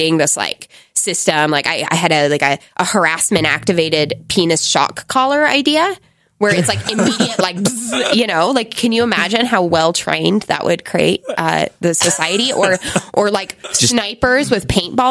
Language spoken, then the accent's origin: English; United States; moved away as an adult; also born or lived in Egypt; I'm an American.